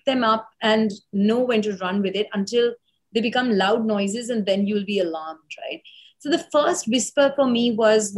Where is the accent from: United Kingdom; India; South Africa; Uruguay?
India; Mumbai, Maharashtra; I was one of four sisters growing up in Bombay.